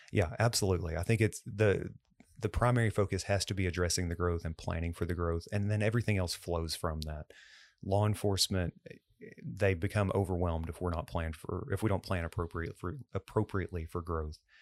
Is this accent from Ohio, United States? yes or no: no; Cleburne, Texas, United States; I grew up in Cleburne